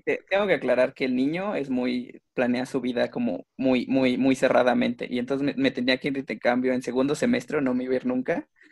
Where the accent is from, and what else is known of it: Mexico